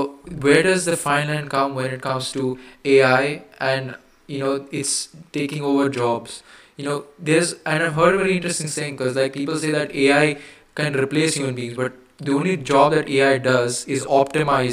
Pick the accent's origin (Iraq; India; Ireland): India; I'm Indian. Yes, I am Indian. In the human definition, I am Indian